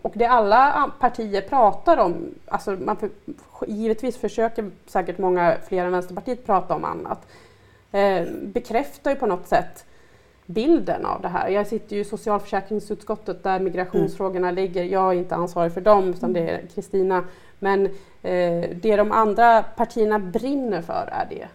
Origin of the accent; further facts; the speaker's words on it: Sandviken, Gävleborg County, Sweden; moved away as an adult; now in Stockholm, Sweden; jag är ju från Sandviken från början och jag har ju hela min familj boende där. Och jag var ju en som, en som blev kvar egentligen för att jag eh, bodde ju där tills jag var 23